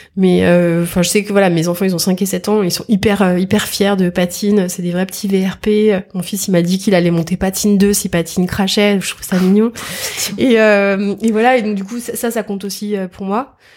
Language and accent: French; Versailles, Île-de-France, France; je suis née à Versailles